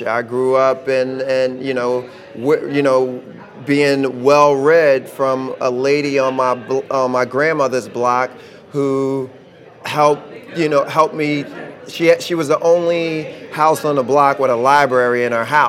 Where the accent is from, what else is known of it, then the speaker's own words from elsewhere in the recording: Philadelphia, Pennsylvania, United States; growing up in West Philly, it was, you know, we grew up in a tough neighborhood.